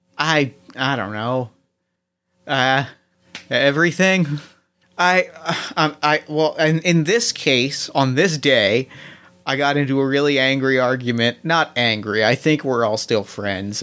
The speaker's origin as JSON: {"language": "English", "region": "Ohio", "country": "United States"}